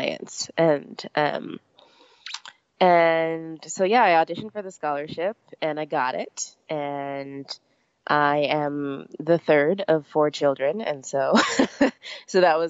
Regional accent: Laramie, Wyoming, United States; I grew up in Laramie, Wyoming, so we had a pretty small program

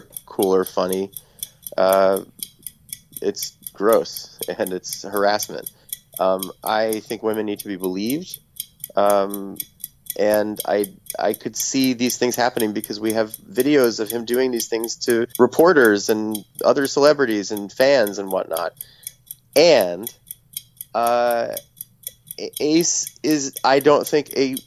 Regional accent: New York, United States; growing up in New York and listening to 1010 Winds

